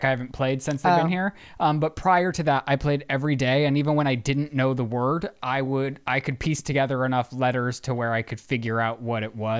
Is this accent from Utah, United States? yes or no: yes; Utah, United States; accent: Utah; I'm from Utah.